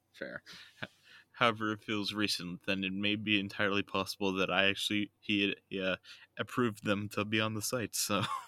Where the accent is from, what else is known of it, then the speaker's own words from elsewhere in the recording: United States; I was raised in America